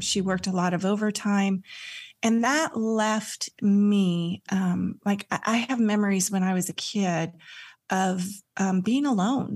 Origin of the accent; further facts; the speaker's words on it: California, United States; also born or lived in Santa Cruz; I grew up in California and we moved to Santa Cruz